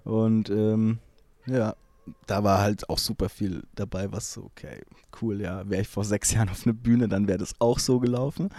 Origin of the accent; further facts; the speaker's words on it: Hilpoltstein, Bavaria, Germany; ich komme ja aus Hilpoltstein, mhm. das ist so 10.000, 12.000 Einwohner groß